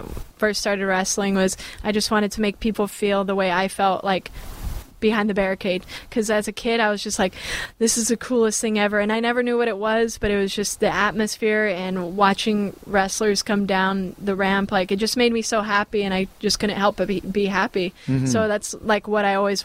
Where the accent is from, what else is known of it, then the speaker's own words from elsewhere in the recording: Bay Area, California, United States; I'm from the Bay Area.